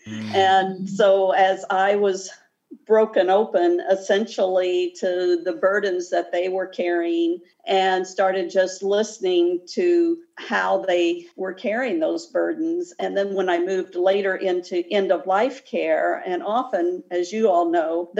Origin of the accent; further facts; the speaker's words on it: Midwest, United States; accent: a bit Midwestern; moved away as an adult; now in Florida, United States; my accent is a bit Midwestern. However, I did move down here at age 19. So I've lived here in Florida for a long time